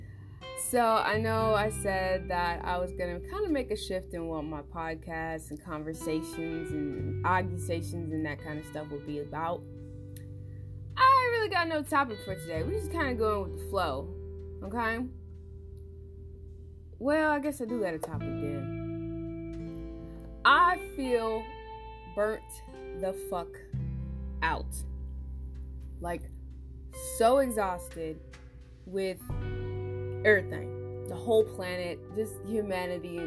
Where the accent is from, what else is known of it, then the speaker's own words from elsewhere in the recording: Central Florida, United States; I'm from Central Florida, which means I'm lucky because we can have like many accents